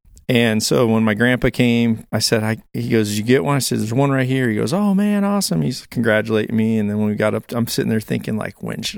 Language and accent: English; Illinois, United States; Granted, I'm from Northern Illinois.